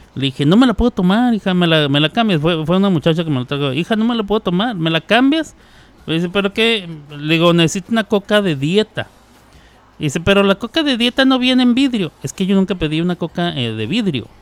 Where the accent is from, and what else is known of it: Mexico; moved away